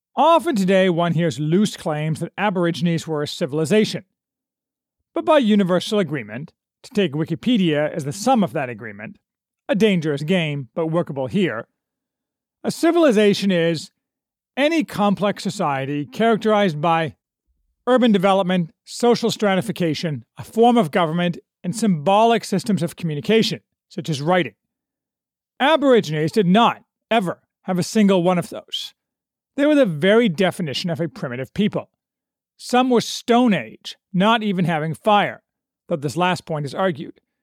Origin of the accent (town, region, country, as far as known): United States